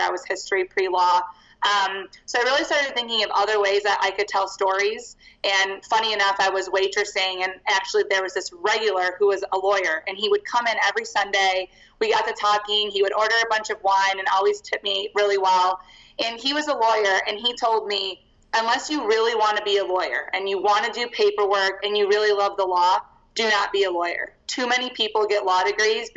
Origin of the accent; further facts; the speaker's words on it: Chicago, Illinois, United States; moved away as an adult; now in Denver, United States; I'm originally from Chicago, Illinois